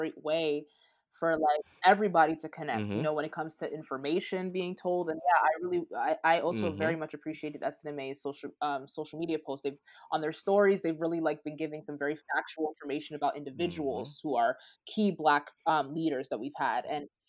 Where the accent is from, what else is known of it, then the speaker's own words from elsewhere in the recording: Nigeria; As African. I'm Nigerian and we say Koro.